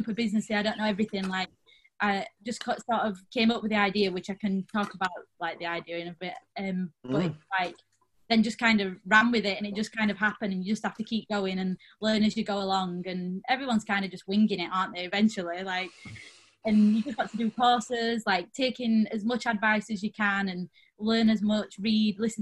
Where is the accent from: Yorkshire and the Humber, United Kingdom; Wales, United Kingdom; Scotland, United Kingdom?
Yorkshire and the Humber, United Kingdom; Rotherham; I'm from Rotherham, small town